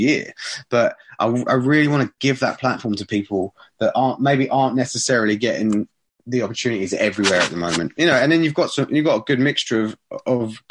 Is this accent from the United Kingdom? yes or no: yes; Borehamwood, East of England, United Kingdom; Borehamwood's my hometown.